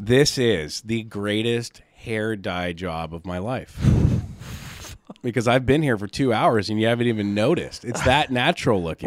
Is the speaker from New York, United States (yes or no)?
no; Seattle, Washington, United States; now in California, United States; I'm from Seattle, and down here in California